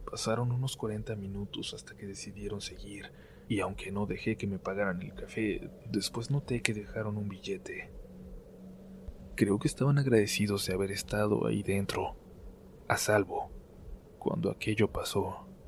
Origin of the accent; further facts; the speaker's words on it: Arizona, United States; born there; Mis papás son mexicanos, de Sonora, pero mis hermanos y yo nacimos aquí en Arizona.